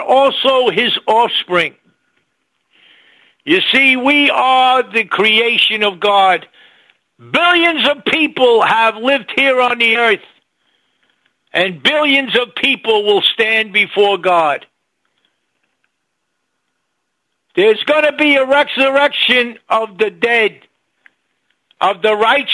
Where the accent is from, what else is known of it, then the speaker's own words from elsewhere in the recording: New York City, New York, United States; I was born in New York City